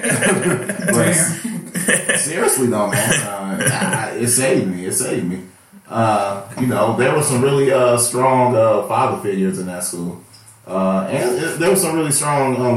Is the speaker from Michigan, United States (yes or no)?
yes; Detroit, Michigan, United States; I am from Detroit. Born and raised. On the west side is where I spend most of my days